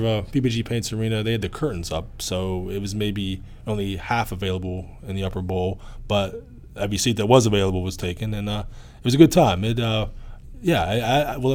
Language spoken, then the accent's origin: English; South Park, Pennsylvania, United States; I grew up in South Park, and every once in a while I need to get back there